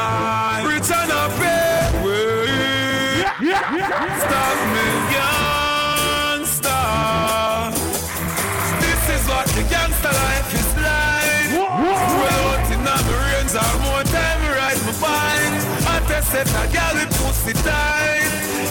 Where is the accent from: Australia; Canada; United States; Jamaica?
Jamaica; Seriously, I'm from Jamaica, and I'm getting something.